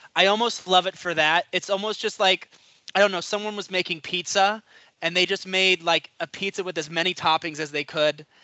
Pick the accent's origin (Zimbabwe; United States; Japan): United States; New York; I'm from New York